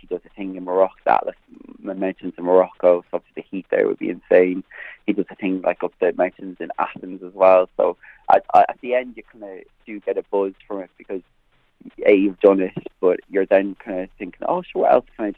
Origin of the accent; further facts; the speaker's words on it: Clogherhead, Leinster, Ireland; I grew up in Clarehead